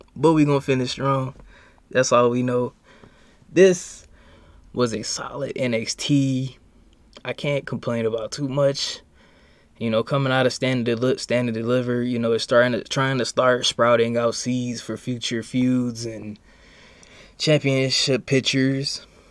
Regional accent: East Chicago, Indiana, United States; I'm from East Chicago

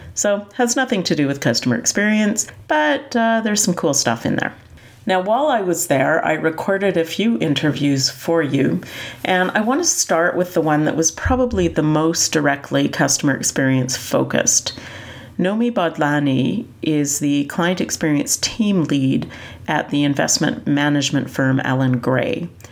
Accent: Canada; I'm from Canada

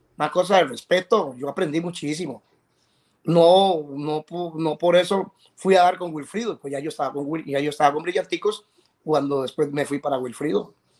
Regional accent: Puntarenas, Costa Rica; also born or lived in San José, Costa Rica; nací en San José, pero, pero me crié en Punta Arenas desde niño y, y soy porteño, porteño

